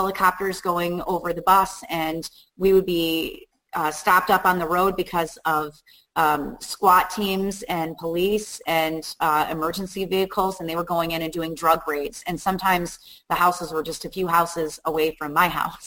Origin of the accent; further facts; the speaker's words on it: Chicago, Illinois, United States; moved away as an adult; also born or lived in Bolingbrook, Illinois; now in Upstate New York, United States; I grew up in Chicago. I lived in Chicago for 30 years